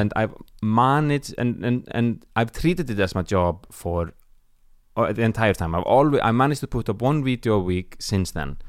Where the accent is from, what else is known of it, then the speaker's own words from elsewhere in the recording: Iceland; moved away as an adult; now in Stockholm, Sweden; I'm from Iceland